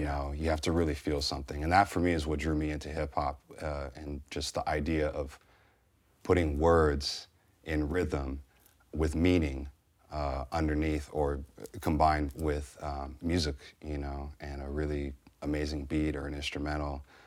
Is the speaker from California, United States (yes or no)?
yes; San Francisco Bay Area, California, United States; growing up in San Francisco Bay Area in the, you know, eighties and er, nineties